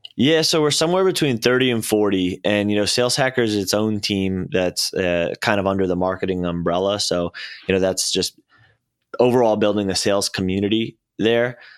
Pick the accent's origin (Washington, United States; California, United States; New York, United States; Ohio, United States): New York, United States; Syosset; moved away as an adult; also born or lived in Arizona; I grew up in, uh, Long Island, Syosset